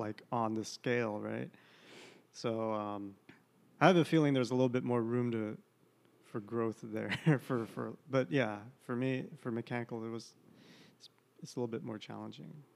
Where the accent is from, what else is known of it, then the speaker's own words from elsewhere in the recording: San Jose, California, United States; moved away as an adult; now in Portland, United States; my hometown, San Jose, California